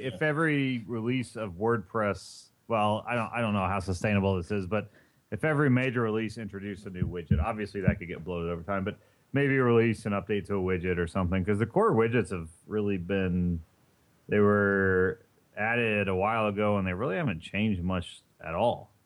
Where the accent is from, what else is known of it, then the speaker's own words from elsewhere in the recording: Indiana, United States; now in East Coast, United States; I'm from Indiana, and our big thing is corn out there